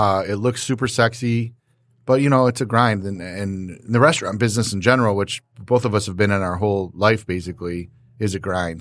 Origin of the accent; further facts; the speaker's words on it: West Side, Michigan, United States; now in Plymouth, United States; we're kinda West Side kids